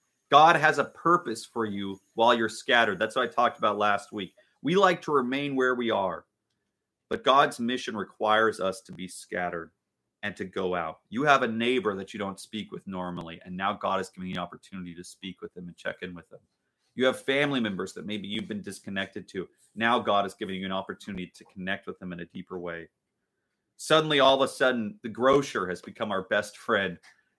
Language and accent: English; Richmond Beach, Washington, United States; I grew up in Richmond Beach, which is a suburb of Shoreline, Washington, which is a suburb of Seattle, basically, just north of Seattle, Washington. And the house that I grew up in, I loved that house.